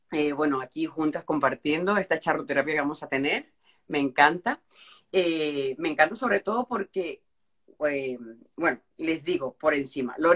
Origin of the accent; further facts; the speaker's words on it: Anzoátegui, Venezuela; soy de Anzuato